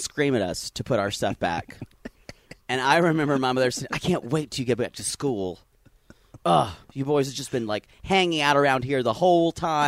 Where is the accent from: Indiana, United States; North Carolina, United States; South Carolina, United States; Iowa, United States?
South Carolina, United States; now in Los Angeles, United States; I grew up in South Carolina where my birthday was in October